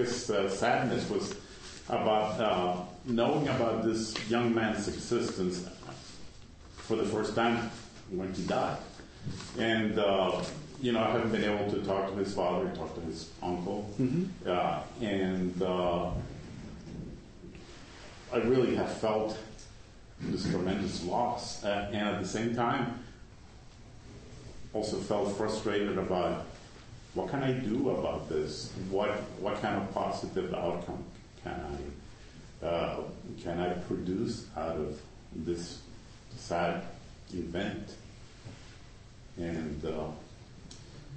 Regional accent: Cuba; moved away; I have a cousin that I grew up with in Cuba many years ago.

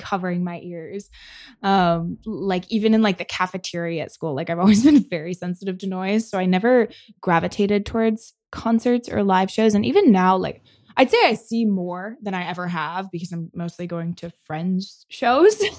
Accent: Michigan, United States; moved away as an adult; I grew up in Michigan

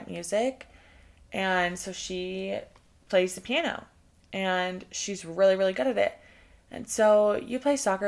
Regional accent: Texas, United States; moved away; I'm from Texas. I love Texas, and I have so much Texas pride

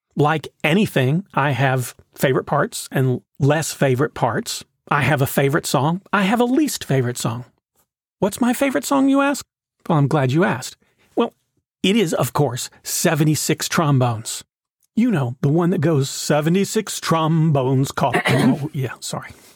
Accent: Knoxville, Tennessee, United States; When I was in high school, the Clarence Brown Theater in my hometown put on a production of The Music Man

